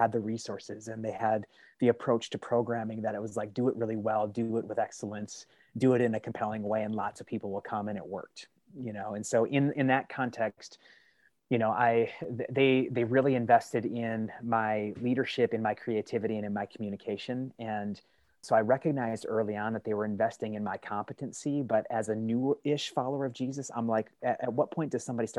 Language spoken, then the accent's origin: English; Midwest, United States; I grew up in the Midwest in dairy farm country, a little tiny rural village kind of packed between cornfields, dairy barns, and a military fort